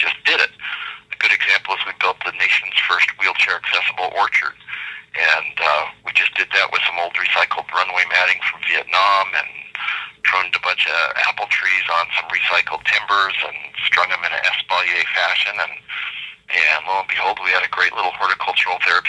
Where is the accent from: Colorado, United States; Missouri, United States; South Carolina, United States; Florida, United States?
Colorado, United States; Denver; I grew up in Denver, Colorado proper